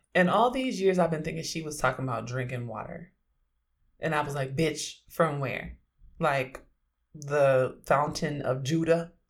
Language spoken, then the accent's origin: English; Oakland, California, United States